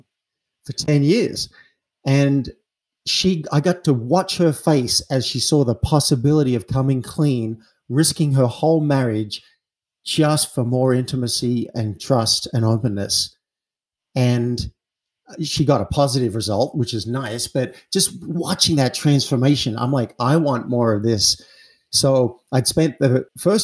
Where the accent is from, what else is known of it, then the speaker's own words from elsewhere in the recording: Australia; I'm an Aussie. I grew up in an Australian town